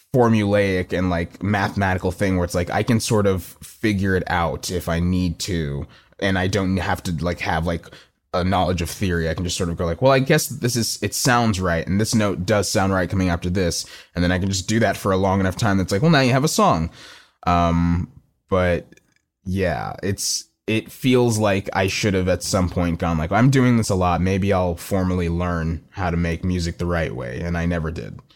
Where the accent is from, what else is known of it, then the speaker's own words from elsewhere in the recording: Plano, Texas, United States; also born or lived in Austin, Texas; growing up in Plano is a very suburban place